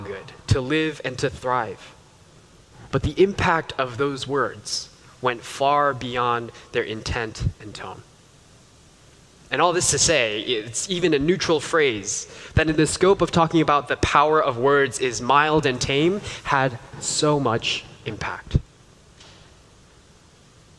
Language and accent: English; New York, United States; as a child growing up in New York